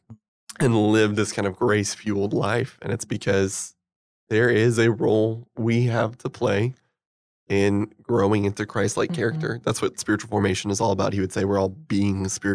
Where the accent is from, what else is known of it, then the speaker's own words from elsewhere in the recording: Bolivar, Missouri, United States; I grew up in Bolivar, Missouri, which no one's ever heard